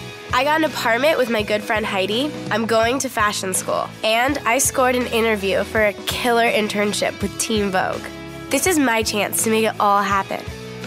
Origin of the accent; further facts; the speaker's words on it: Laguna Beach, California, United States; I grew up in Laguna Beach, a small town with big drama.